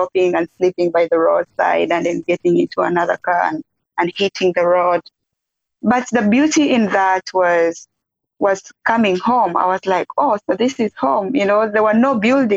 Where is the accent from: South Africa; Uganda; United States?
Uganda; also born or lived in Mundri, Western Equatoria, South Sudan; we had to escape with my mom and sister to Uganda when I was a few months old to go seek refuge in Uganda. And when we were there, that's where I was raised up